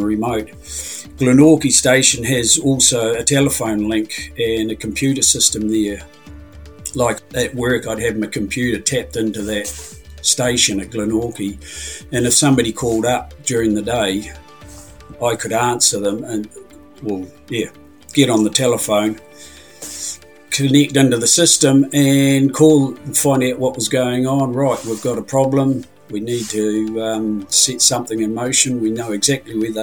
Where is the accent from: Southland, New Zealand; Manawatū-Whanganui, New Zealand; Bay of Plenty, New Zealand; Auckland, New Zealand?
Southland, New Zealand; Fiordland; now in Te Anau, New Zealand; I was brought up in Fiordland on the side of the Milford Road